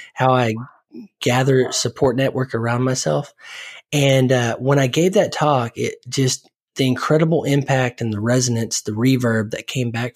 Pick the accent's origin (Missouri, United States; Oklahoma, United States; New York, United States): Oklahoma, United States; I grew up in Oklahoma